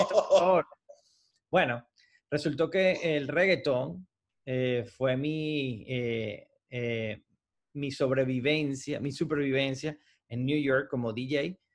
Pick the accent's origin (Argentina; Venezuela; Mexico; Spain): Venezuela; moved away as an adult; now in United States; yo he vivido mi país desde cero y hice las cosas en mi país desde cero.